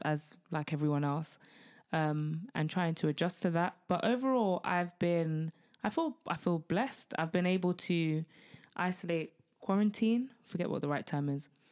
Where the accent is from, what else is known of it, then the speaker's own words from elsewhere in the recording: United Kingdom; being Black British